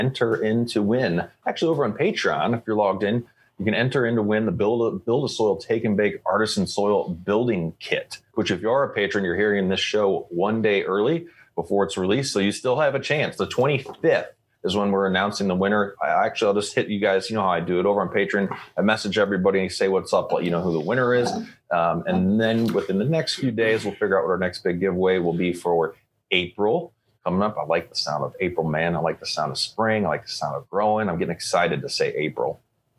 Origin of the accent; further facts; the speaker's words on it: Missouri, United States; I grew up in Missouri, so Illinois was right next to me